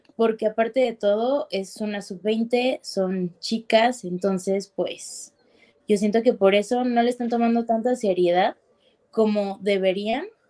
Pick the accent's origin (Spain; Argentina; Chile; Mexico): Mexico; Mexico City; yo no soy de Monterrey, yo soy de acá, de la Ciudad de México